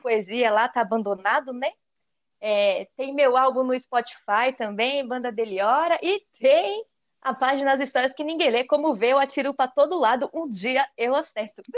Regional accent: São Paulo, Brazil; now in Mogi das Cruzes, Brazil; Atualmente eu moro em Mogi das Cruzes, mas nasci lá em Cidade Tiradentes, na quebrada de São Paulo, Zona Leste

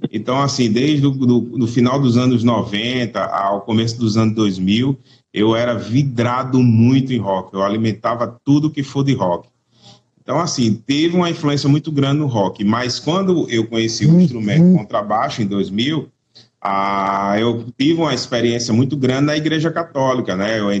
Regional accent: Natal, Rio Grande do Norte, Brazil; Eu estou na minha terra aqui, eu estou em Natal, Rio Grande do Norte

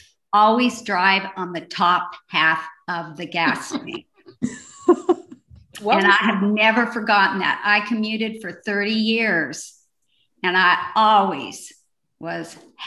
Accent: Northwest, United States; I have been blessed growing up in the Northwest and having many opportunities.

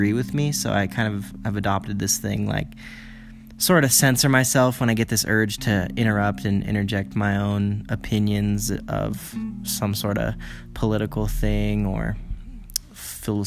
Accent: United States; now in China; I live in China as an American

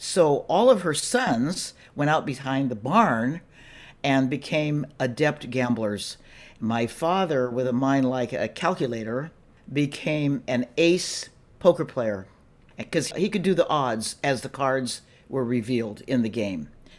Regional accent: Wahiawa, Hawaii, United States; born there; I was born in Hawaii. It was then a little town right in the middle of Oahu, the island where Honolulu is. It's called Wahiawa, and my mother was a school teacher there.

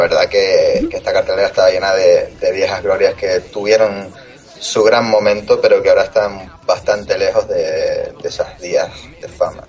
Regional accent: Canary Islands, Spain; mi tierra y en la, lucha canaria

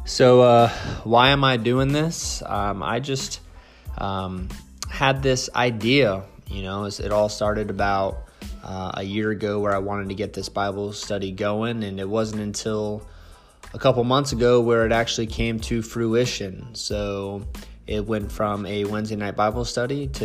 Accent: Central Florida, United States; born and raised in Central Florida

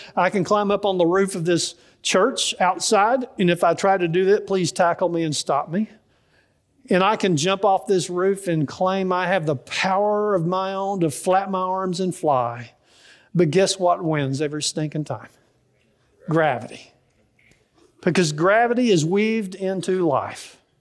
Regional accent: Dallas, Texas, United States; I grew up in Dallas, and so I don't know much about farming

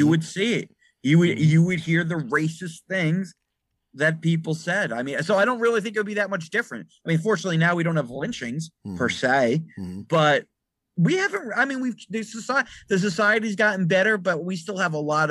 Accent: Bergen County, New Jersey, United States; I was raised in Bergen County, New Jersey

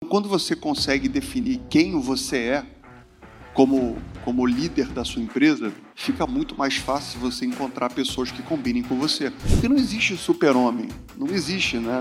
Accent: Rio de Janeiro, Brazil; moved away as an adult; also born or lived in southern Brazil; eu fugi do Rio de Janeiro, eu sou carioca, fui morar no sul do Brasil

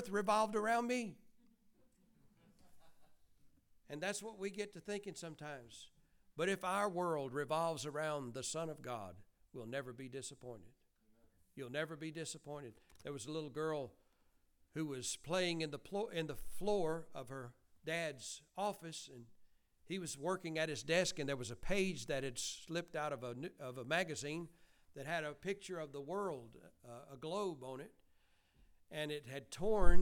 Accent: Bowden, Georgia, United States; We are from Georgia

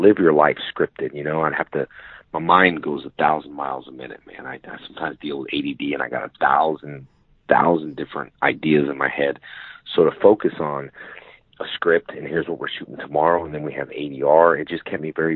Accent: West Covina, California, United States; I grew up in a town called West Covina in California

